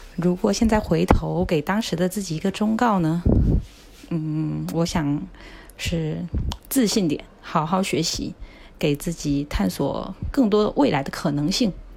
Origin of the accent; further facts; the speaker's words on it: southern China, China; moved away as an adult; also born or lived in Beijing; 我作为一个南方人， 然后到咱们北方，而且是帝都这样的一个城市上学